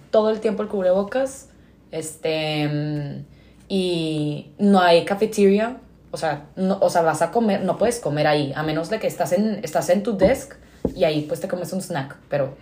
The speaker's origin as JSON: {"language": "Spanish", "town": "Monterrey", "region": "Nuevo León", "country": "Mexico", "tie": "born or raised there", "said": "toda mi vida he vivido aquí en Monterrey"}